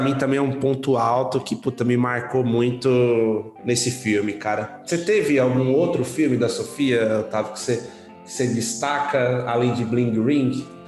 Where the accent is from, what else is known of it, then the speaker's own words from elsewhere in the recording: São Paulo, Brazil; Sou mais paulistano que o senhor, porque eu nasci em São Paulo